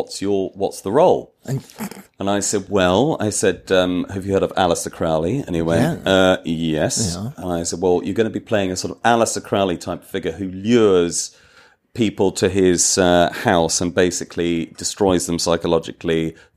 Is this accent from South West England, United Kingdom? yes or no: no; Wales, United Kingdom; I'm Welsh.